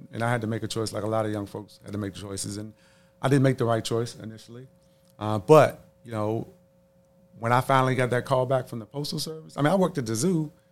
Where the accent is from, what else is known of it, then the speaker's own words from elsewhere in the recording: Washington, District of Columbia, United States; a lot of kids growing up in the District of Columbia in the late 80s, early 90s, during the crack epidemic